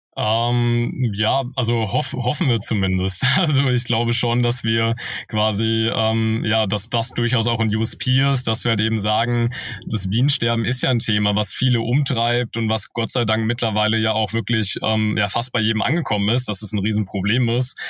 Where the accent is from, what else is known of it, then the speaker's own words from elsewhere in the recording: Wiesbaden, Hesse, Germany; moved away as an adult; also born or lived in Cologne; da habe ich eine Eventagentur gegründet in meiner Heimatstadt Wiesbaden. Ähm, genau, da habe ich Abitur gemacht